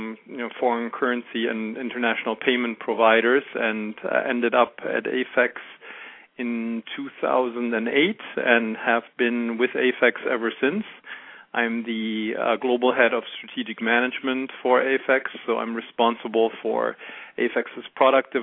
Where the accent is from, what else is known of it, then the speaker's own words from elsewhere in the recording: Germany; accent: German; English is a second language; moved away as an adult; now in United States; As you can hear from my accent, I am German. I grew up in Germany and went to university there